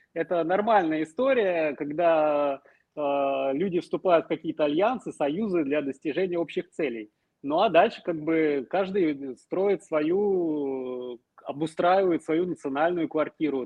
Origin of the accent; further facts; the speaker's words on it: Smolensk, Smolensk Oblast, Russia; now in Kyiv, Ukraine; уроженец Смоленска